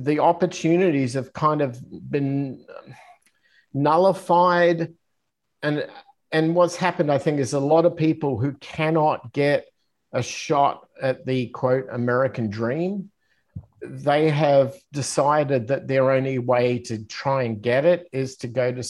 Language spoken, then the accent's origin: English; Australia; moved away as an adult; as an Australian